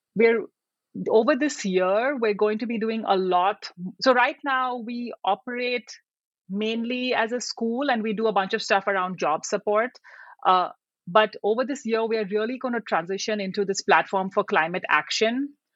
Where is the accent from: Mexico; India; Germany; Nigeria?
India; moved away as an adult; also born or lived in United Kingdom / Sri Lanka / Vietnam; now in United States; I grew up in India uh, and I went to college in India.